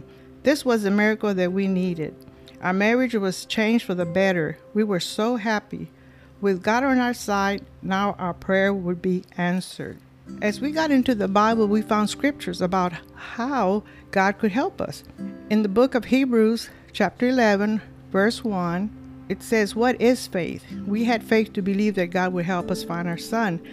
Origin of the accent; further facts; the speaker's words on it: Michigan, United States; now in Port Lavaca, United States; I was born in Michigan, but I live in Port Lavaca, Texas.